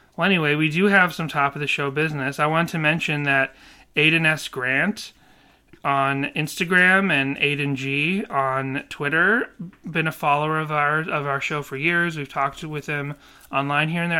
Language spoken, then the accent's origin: English; Boston, Massachusetts, United States; moved away; I never had a lot of beans growing up in Boston